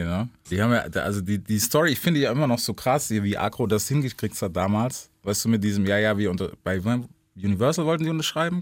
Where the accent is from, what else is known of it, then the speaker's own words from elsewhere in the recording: Memphis, Tennessee, United States; moved away; bei uns, also Memphis, wo ich her bin, ist relativ klein